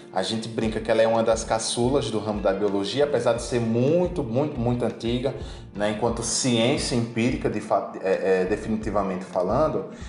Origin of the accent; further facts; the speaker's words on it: Rodelas, Bahia, Brazil; moved away; also born or lived in Pernambuco; na minha cidade natal, né, minha querida Rodelas, Bahia